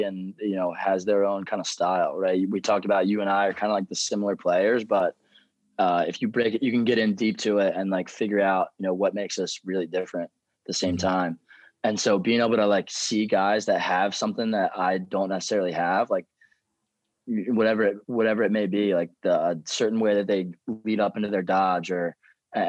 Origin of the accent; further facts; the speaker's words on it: Westminster, Maryland, United States; at McDaniel, it's a very small school. It was in my hometown